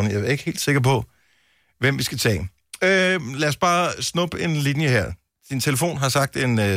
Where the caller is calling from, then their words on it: Denmark; jeg ringer fra Dyster, hvis du ved, hvor det er.